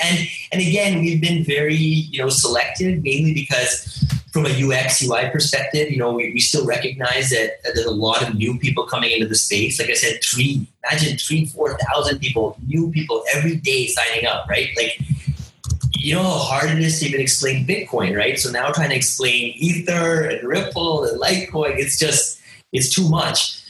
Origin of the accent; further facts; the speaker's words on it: Toronto, Ontario, Canada; moved away as an adult; now in India; my parents are from India. I was born and raised in Canada